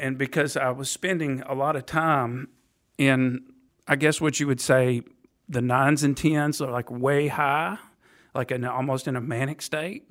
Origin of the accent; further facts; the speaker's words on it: Nashville, Tennessee, United States; also born or lived in Tuscaloosa, Alabama; I am a Nashville native